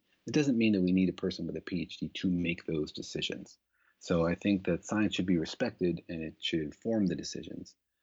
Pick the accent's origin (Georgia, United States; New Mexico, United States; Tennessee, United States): New Mexico, United States; Los Alamos; I grew up in Los Alamos. I'm from that area.